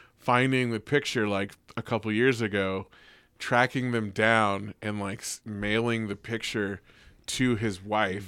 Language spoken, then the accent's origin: English; the Bay Area, California, United States; we're all from the Bay